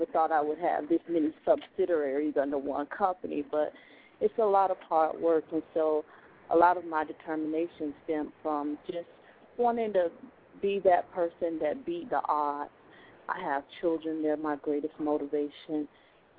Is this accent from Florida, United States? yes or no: yes; Hollywood, Florida, United States; I was born and raised in Hollywood, Florida